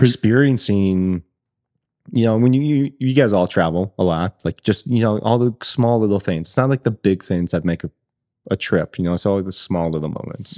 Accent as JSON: {"language": "English", "region": "Northwest Iowa", "country": "United States", "tie": "born or raised there", "moved": "yes", "said": "I grew up in Northwest Iowa, super small rural community, grew up on the farm"}